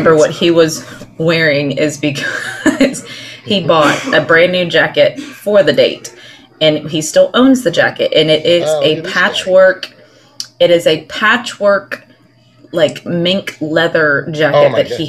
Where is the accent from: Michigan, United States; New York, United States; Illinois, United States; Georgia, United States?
Georgia, United States; Powder Springs; I am from Powder Springs, Georgia.